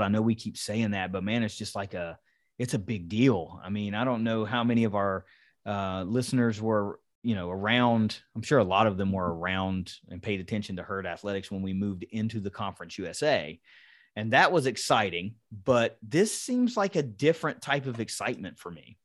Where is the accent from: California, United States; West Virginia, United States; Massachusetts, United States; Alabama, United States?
West Virginia, United States; Kanawha County; I'm a West Virginia guy. I grew up in Kanawha County